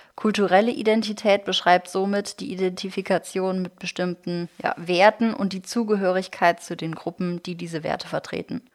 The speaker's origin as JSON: {"language": "German", "country": "Germany", "said": "ich bin wirklich komplett Kartoffel hier. Beide Eltern aus Deutschland"}